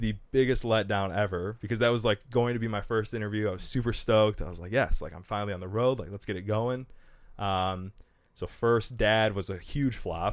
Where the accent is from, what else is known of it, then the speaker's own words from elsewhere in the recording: Kalamazoo, Michigan, United States; I'm from Kalamazoo